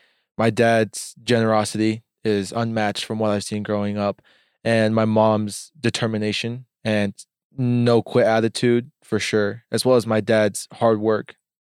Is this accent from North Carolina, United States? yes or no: no; Utah, United States; Born and raised Utah.